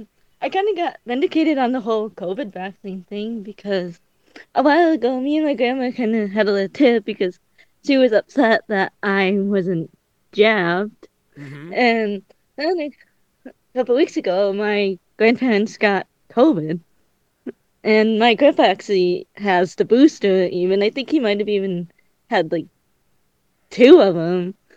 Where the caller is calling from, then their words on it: Michigan, United States; I am from the Swamp of Michigan.